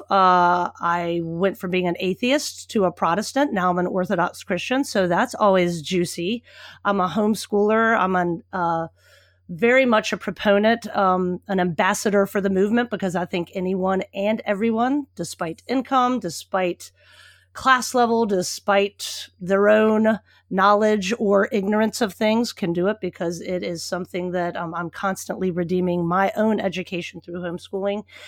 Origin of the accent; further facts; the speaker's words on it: Richmond, Virginia, United States; moved away; I grew up in Richmond, Virginia